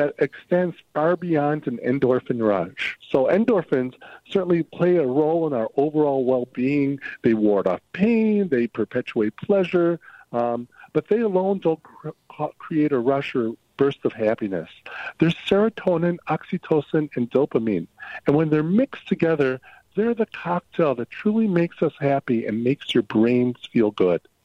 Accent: Illinois, United States; I'm from Illinois.

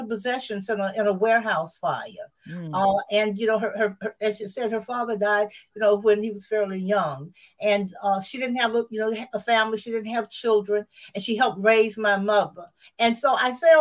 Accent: Macon, Georgia, United States; Macon, Georgia, which is my hometown

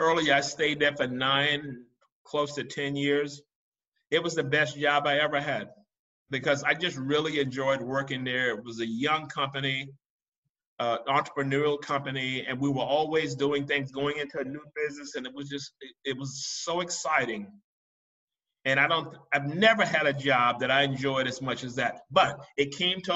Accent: Marion, South Carolina, United States; now in Dubai, United Arab Emirates; I grew up in Marion, South Carolina

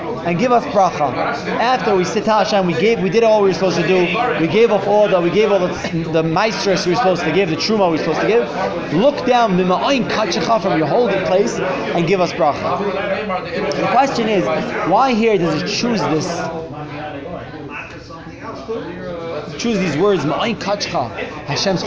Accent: New York City, New York, United States; moved away as an adult; also born or lived in Flatbush, Brooklyn / New Jersey; now in Miami Beach, United States; From Brooklyn

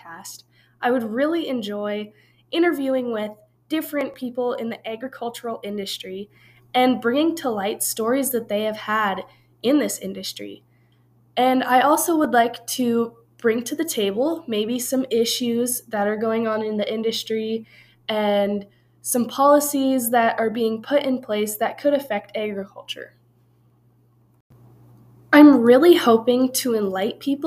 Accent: northeastern Montana, United States; moved away as an adult; now in Laramie, United States; I've grown up on a ranch my whole life in the very northeastern corner of Montana

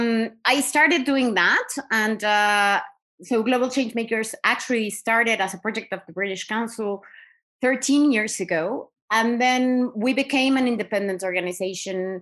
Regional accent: Mexico; moved away as an adult; also born or lived in Caucasus; I am from Mexico. I obviously, grew up seeing inequality everywhere I was

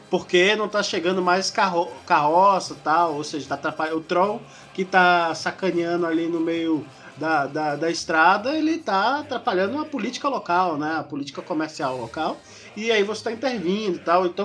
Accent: Northeast Region, Brazil; Eu sou do Nordeste, a maior parte da Lady Dragons é do Nordeste. E aqui, aqui na região de Salvador, principalmente, nós somos afobados.

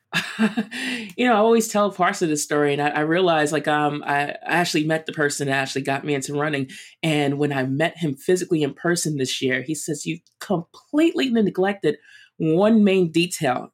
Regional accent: New York, United States; I'm a East Coast girl, I'm from New York

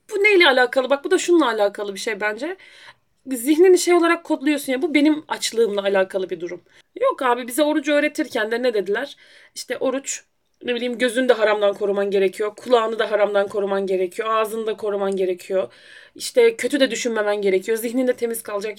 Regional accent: Rize Province, Turkey; also born or lived in Erzurum; now in Edirne, Turkey; Ben, hani, Rize'de doğdum

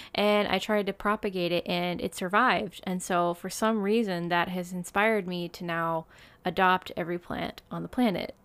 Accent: United States; now in Japan; I'm American.

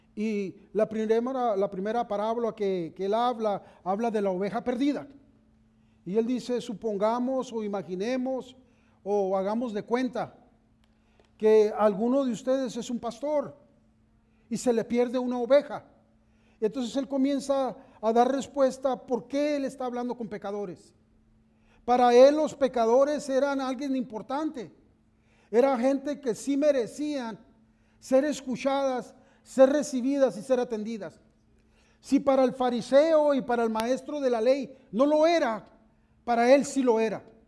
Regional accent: Mexicali, Baja California, Mexico; moved away as an adult; cuando íbamos de visita a, la, mi tierra, a Mexicali, allá cuando íbamos de visita a la casa de mis papás

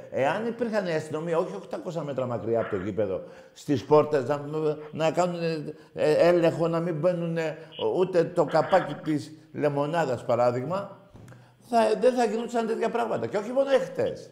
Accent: Greece; Εύχομαι σαν Έλληνας είναι κρίμα για την αγάπη των ομάδων μας να χάνουμε τη ζωή μας.

